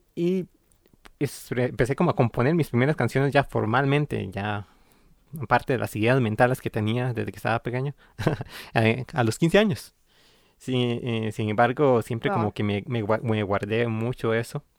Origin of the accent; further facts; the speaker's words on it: San Ramón, Alajuela, Costa Rica; also born or lived in Tilarán, Guanacaste; crecí en San Ramón de Alajuela